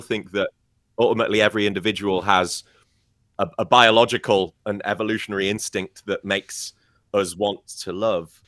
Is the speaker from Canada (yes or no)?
no; United Kingdom; first language English; I'm British